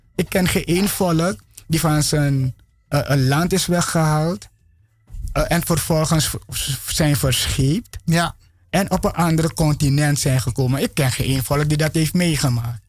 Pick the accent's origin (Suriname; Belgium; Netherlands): Suriname; ik geboren in Sranang